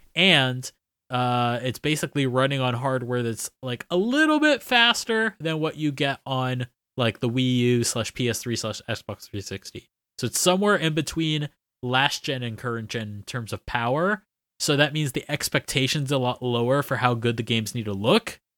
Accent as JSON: {"language": "English", "region": "Florida", "country": "United States", "moved": "as an adult", "lives_now": "Nagasaki, Japan", "said": "flying back home"}